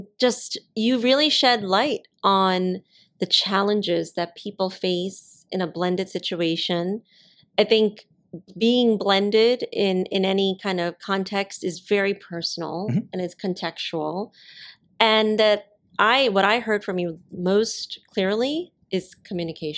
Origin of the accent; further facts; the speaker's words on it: New York City, New York, United States; Growing up in Staten Island